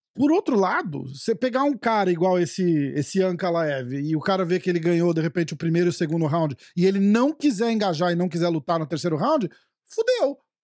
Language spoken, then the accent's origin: Portuguese; Brazil; eu sou brasileiro